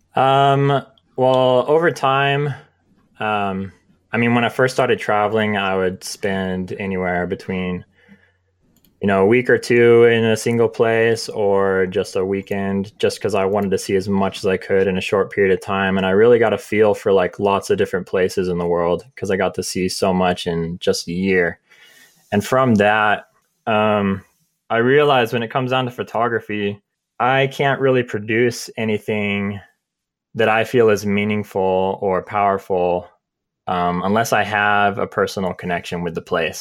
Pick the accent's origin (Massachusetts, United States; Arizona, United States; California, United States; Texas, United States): California, United States; San Diego; moved away as an adult; now in Utah, United States; I grew up in San Diego, California, and I moved out here, uh, in twenty, twenty twelve